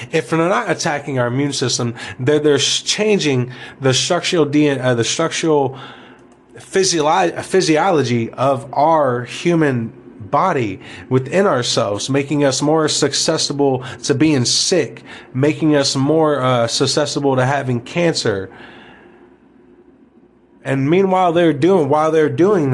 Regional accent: United States; We, as the American people

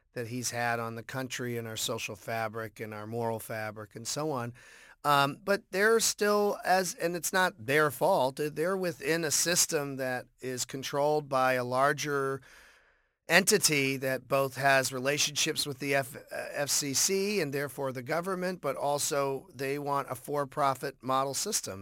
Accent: Boston, Massachusetts, United States; growing up in Boston

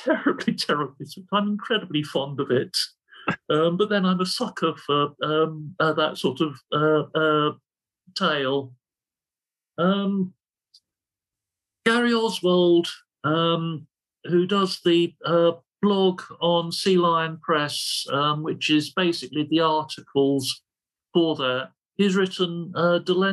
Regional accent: London, United Kingdom; I'm from the East End of London

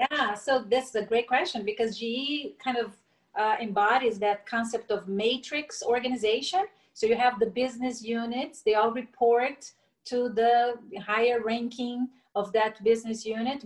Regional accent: Brasília, Federal District, Brazil; also born or lived in Niterói, Rio de Janeiro, Brazil; I was raised in Brasilia, the capital

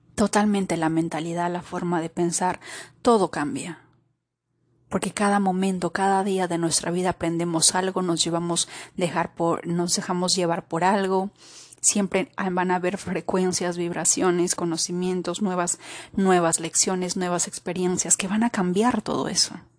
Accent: Peru; moved away; he estado en Perú, he estado en mi país

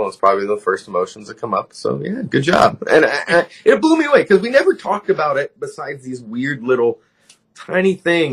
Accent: Southern California, United States; also born or lived in Lompoc, California; I grew up in Southern California. I was born in Lompoc, which is right next to Vandenberg Air Force Base.

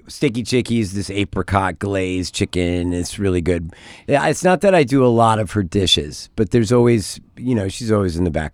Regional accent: Texas, United States; now in California, United States; I'm from Texas. I'm a native Texan.

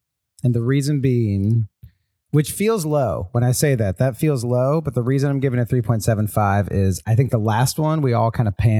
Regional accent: the South, United States; I'm from the South as well.

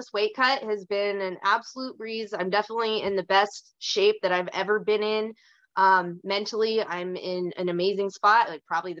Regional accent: Kalispell, Montana, United States; now in Bozeman, United States; I was born in Kalispell, and as of like a year and a half ago, I was born and raised there.

